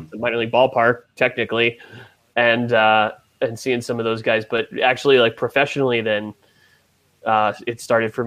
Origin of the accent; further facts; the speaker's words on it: Philadelphia, Pennsylvania, United States; I grew up in Philadelphia, so I went to the Vet and the Phillies games all the time